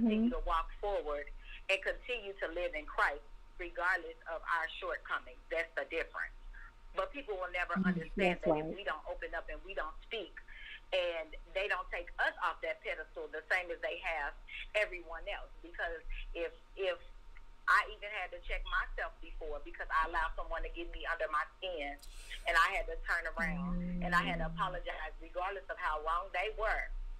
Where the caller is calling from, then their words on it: Las Vegas, Nevada, United States; I am calling from Las Vegas, Nevada.